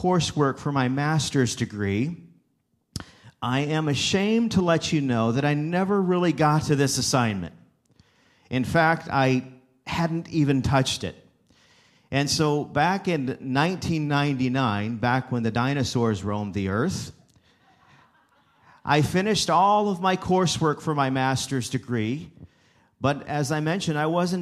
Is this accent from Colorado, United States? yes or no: no; Wauseon, Ohio, United States; also born or lived in Abilene, Texas; Northwest Ohio is where I landed. In fact, that's my area where I grew up. I came back to my hometown of Wauseon, Ohio